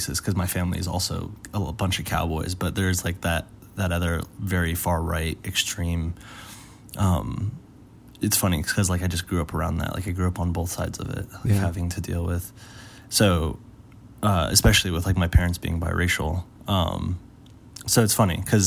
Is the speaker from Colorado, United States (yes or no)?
yes; Aurora, Colorado, United States; where I grew up in Aurora